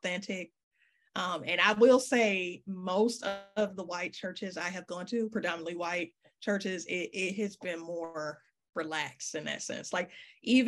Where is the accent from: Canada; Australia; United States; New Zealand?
United States; Detroit, Michigan; I'm from Detroit